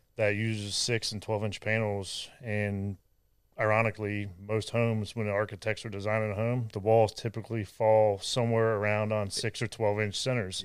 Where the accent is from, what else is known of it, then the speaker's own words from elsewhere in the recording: Ohio, United States; moved away as an adult; also born or lived in San Diego; now in Texas, United States; I'm from Ohio